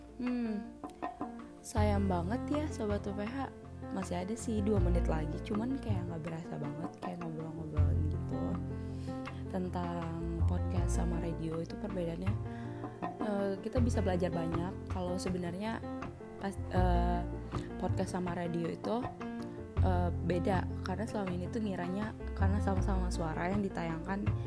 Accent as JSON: {"language": "Indonesian", "area": "Bungo Regency", "region": "Jambi", "country": "Indonesia"}